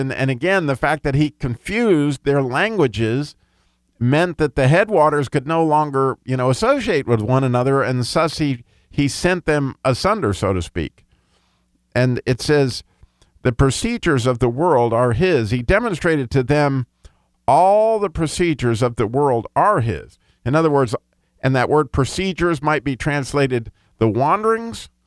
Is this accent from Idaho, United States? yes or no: yes; Pocatello, Idaho, United States; born there; also born or lived in Colorado / California / Chicago / Grand Blanc, Michigan; I was born in Pocatello, Idaho, lived in Colorado, three or four places in California, I lived in Chicago, lived in Grand Blanc, Michigan. I lived in Savannah, Georgia.